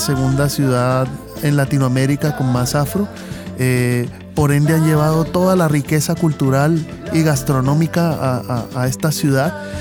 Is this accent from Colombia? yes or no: yes; Cali, Valle del Cauca, Colombia; somos de Cali